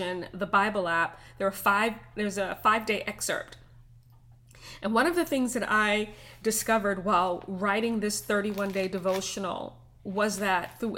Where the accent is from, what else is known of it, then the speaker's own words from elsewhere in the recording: New York City, New York, United States; I grew up in Brooklyn, New York